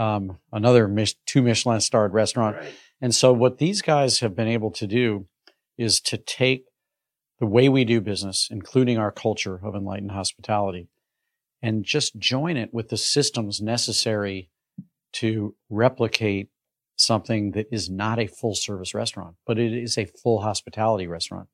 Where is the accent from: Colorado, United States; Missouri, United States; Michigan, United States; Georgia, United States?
Missouri, United States; St. Louis; a kid growing up in St. Louis